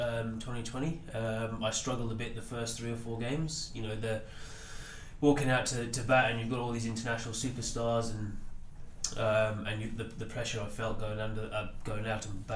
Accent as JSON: {"language": "English", "country": "South Africa", "tie": "born or raised there", "moved": "yes", "said": "I grew up in South Africa, so you grew up watching some of the South African players."}